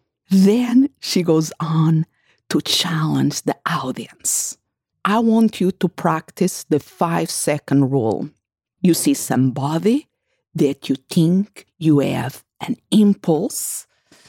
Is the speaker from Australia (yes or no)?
no; Portugal; my family house where I grew up in Portugal